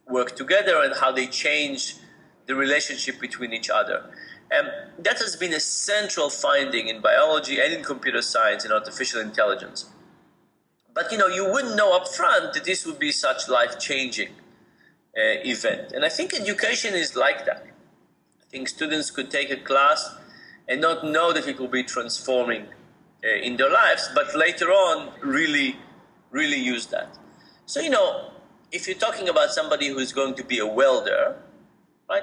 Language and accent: English; Israel; moved away as an adult; I grew up in Israel and I did my BA in Israel